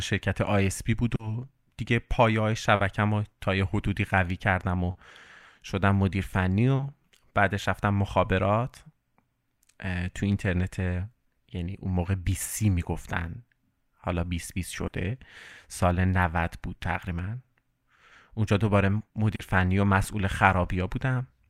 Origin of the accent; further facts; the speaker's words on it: Iran; moved away as an adult; now in Amsterdam, Netherlands; سال 95 بود که خب اومدم بیرون یعنی از ایران اومدم بیرون و الانم که آمستردام زندگی میکنم